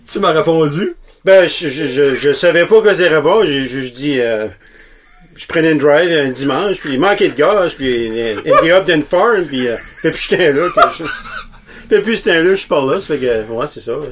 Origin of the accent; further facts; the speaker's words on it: Petit-Rocher, New Brunswick, Canada; moved away as an adult; now in Miramichi, Canada; Je suis original de Petit Rocher